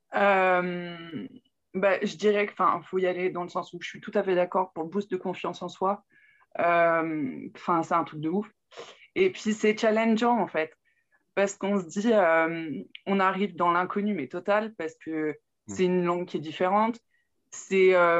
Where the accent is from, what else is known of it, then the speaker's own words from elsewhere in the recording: Burgundy, Saône-et-Loire, Bourgogne-Franche-Comté, France; now in Cerquigny, France; à la base, je suis de Bourgogne, en Saône-et-Loire, exactement.